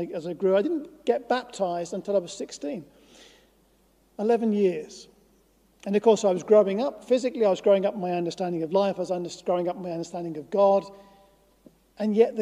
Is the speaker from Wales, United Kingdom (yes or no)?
no; Norwich, East of England, United Kingdom; I grew up in Norwich. Norwich has a very special place in my heart